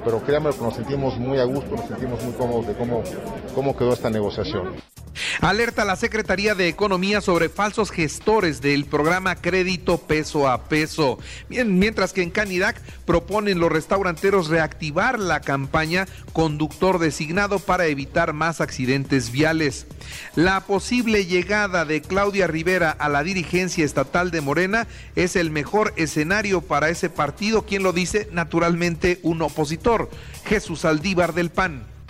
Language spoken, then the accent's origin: Spanish; Mexico; como mexicanos